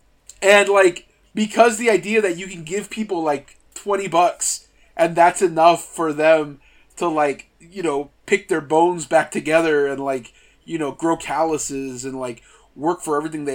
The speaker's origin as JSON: {"language": "English", "town": "Tracy", "region": "California", "country": "United States", "tie": "born or raised there", "said": "I grew up in the Central Valley of California"}